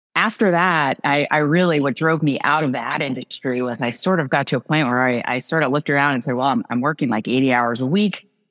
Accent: New Jersey, United States; moved away as an adult; now in Massachusetts, United States; I grew up in New Jersey, actually, the farmlands of New Jersey

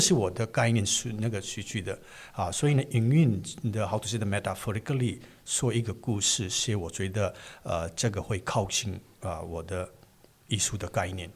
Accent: Manipur, India; first language Manipuri; Chinese is a second language; moved away as an adult; also born or lived in New Delhi, India; now in Taiwan; 所以印度我们会这种一个环境长大

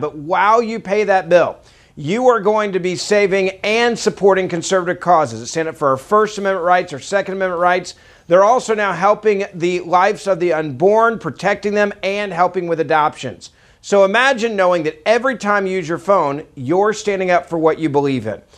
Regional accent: Memphis, Tennessee, United States; moved away; my hometown of Memphis

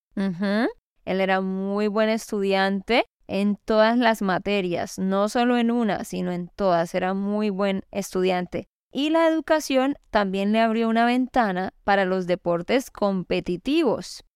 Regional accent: Santander, Colombia; de Santander, Colombia.

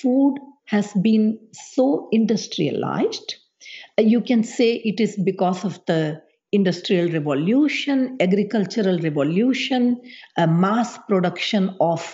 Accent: India; moved away; how I was raised back in India

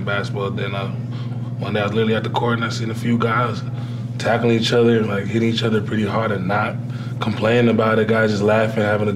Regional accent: Ottawa, Ontario, Canada; moved away; I was born and raised in Ottawa, Ontario, Canada.

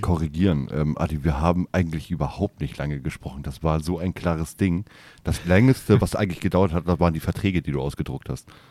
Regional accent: Hamburg, Germany; wir kommen oben aus Hamburg

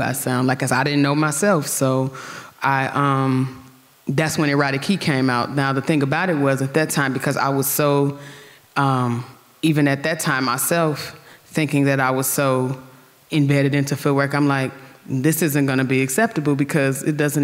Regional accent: Gary, Indiana, United States; I'm from Gary

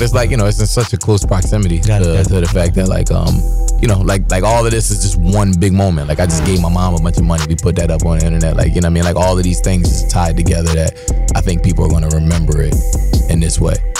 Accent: Philadelphia, Pennsylvania, United States; I'm from Philly, yeah.

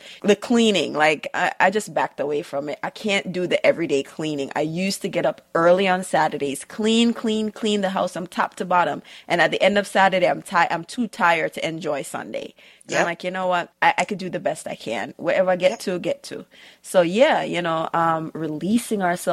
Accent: Jamaica; moved away; growing up in Jamaica

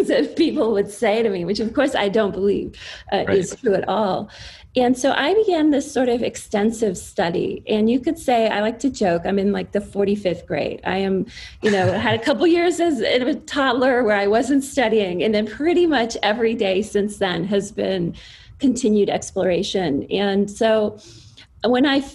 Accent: East Coast, United States; I grew up on the East Coast and I had a very standard, you know, suburban child of the 80s upbringing.

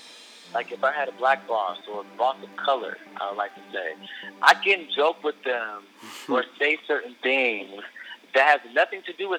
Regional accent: Michigan, United States; also born or lived in Atlanta; now in Los Angeles, United States; Well, I moved from Michigan to Atlanta.

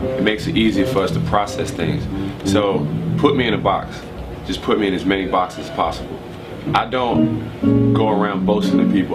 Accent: Prince George's County, Maryland, United States; also born or lived in Washington, D.C.; I'm from Prince George's County, Maryland, which is the wealthiest

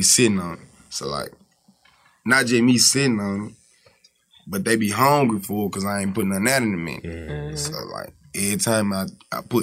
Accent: United States; I'm from Magnolia

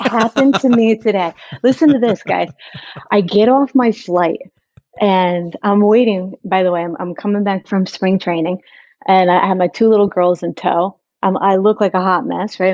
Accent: New York, United States; growing up in New York

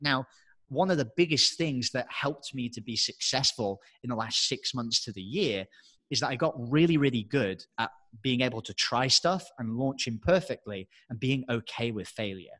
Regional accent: England, United Kingdom; moved away as an adult; I'm English

